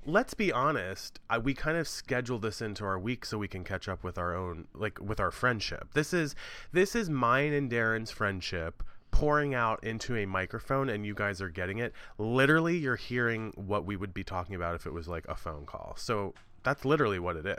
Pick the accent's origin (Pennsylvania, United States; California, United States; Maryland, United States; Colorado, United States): Maryland, United States; moved away as an adult; also born or lived in New York; where I live in Maryland at the moment